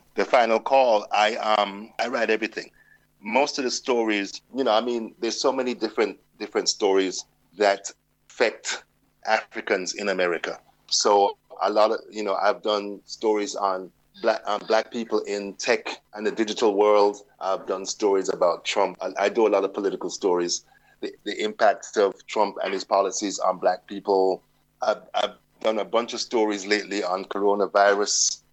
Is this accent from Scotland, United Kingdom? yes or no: no; London, United Kingdom; born or raised there; now in United States